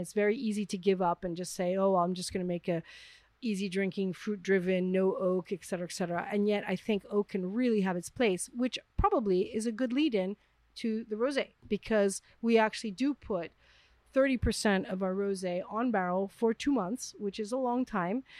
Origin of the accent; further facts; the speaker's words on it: New York City, New York, United States; moved away as an adult; now in France; I'm from Manhattan